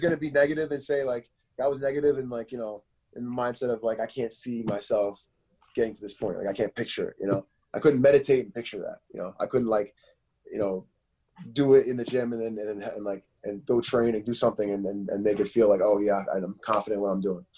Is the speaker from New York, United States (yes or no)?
no; Philadelphia, Pennsylvania, United States; also born or lived in Chester, Pennsylvania; I was born in Philadelphia, and then I moved out to Chester for a little bit